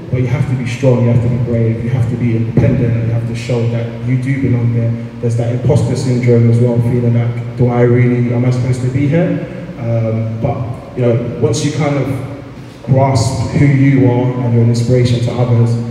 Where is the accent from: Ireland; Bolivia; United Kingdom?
United Kingdom; London; being a young black man, I grew up in Peckham, uh, which is South London.